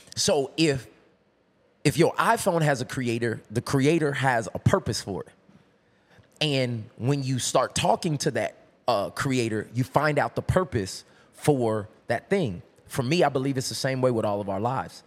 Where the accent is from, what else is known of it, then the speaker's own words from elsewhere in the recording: Tulsa, Oklahoma, United States; I'm from Tulsa, Oklahoma